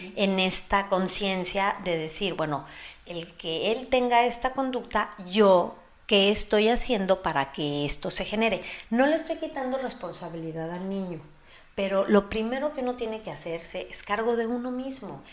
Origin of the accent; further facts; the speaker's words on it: Mexico; soy mexicana